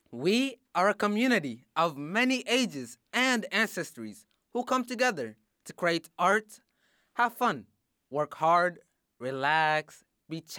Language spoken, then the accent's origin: English; Sudan; now in Springfield, United States; I am from Sudan